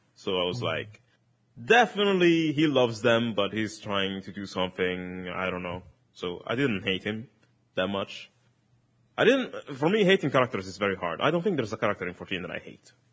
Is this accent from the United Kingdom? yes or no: no; Italy; first language Italian; English is a second language; in Italian, which is my, my mother tongue